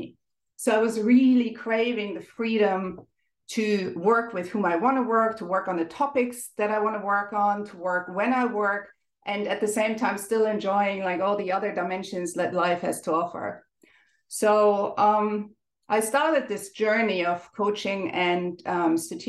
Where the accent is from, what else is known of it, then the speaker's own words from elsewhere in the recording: Germany; accent: German; English is a second language; moved away as an adult; also born or lived in Ireland; now in Dublin, Ireland; you may have noticed from my accent, I'm German. but I have lived and worked in many countries over the last 20 or so years.